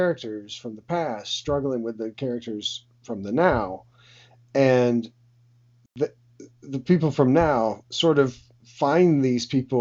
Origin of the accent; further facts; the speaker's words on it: United States; as an American